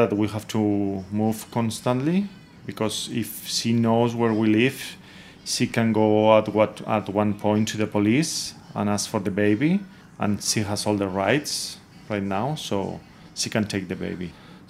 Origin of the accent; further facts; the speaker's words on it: Valencia, Valencian Community, Spain; now in Bangkok, Thailand; I'm from Valencia, Spain.